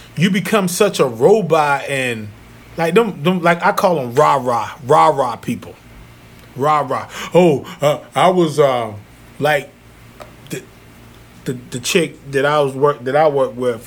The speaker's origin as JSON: {"language": "English", "town": "Zebulon", "region": "North Carolina", "country": "United States", "tie": "born or raised there", "moved": "yes", "said": "when I worked for Pizza Hut back in my hometown, mm-hmm. Zebulon, North Carolina"}